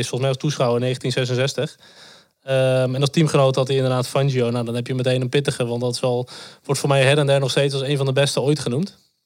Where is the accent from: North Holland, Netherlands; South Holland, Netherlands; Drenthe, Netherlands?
North Holland, Netherlands; ik kom uit het eh, Noord-Hollandse